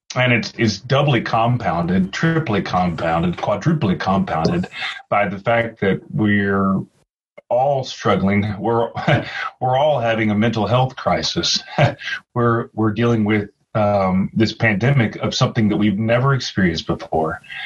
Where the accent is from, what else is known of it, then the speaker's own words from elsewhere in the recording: the South, United States; I am living in the South, growing up in the South